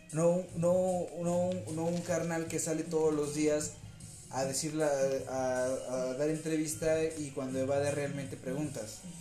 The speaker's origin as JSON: {"language": "Spanish", "country": "Mexico", "said": "somos mexicanos"}